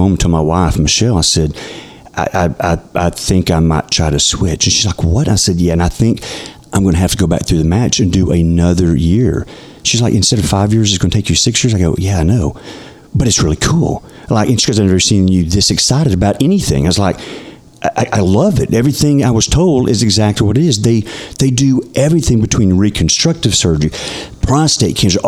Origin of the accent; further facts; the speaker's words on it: Texarkana, Texas, United States; I'm from Texarkana, actually